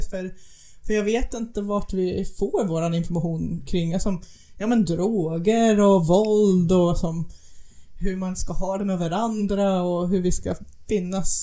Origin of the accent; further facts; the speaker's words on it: United States; moved away; den byn där jag växte upp. Vi är, vi är ungefär en timme bort från den närmaste sjukhus